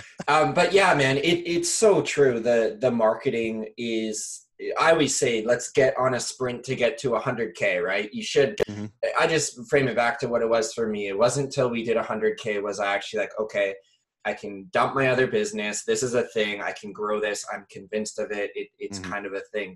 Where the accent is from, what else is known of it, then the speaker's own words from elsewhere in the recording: Canada; I'm from Canada